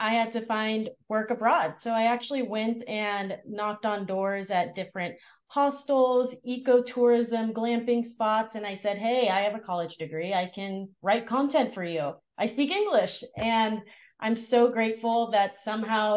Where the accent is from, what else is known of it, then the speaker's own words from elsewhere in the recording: Los Angeles, California, United States; grew up in Los Angeles in the San Fernando Valley. So Valley girl.